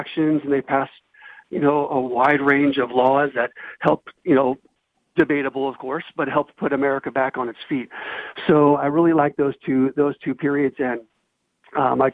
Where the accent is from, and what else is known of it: South Gate, California, United States; born or raised there